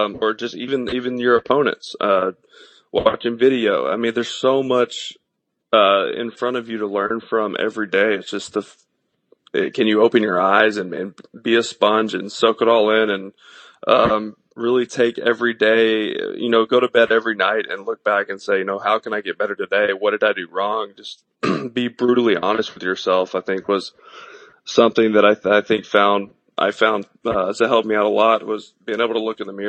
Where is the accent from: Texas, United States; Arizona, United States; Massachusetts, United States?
Texas, United States; East; small town East Texas where I grew up.